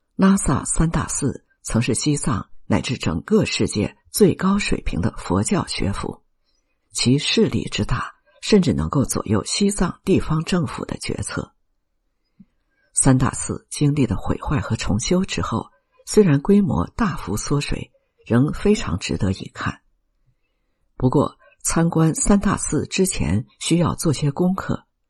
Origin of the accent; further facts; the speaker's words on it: China; also born or lived in Shanghai; 我们中国人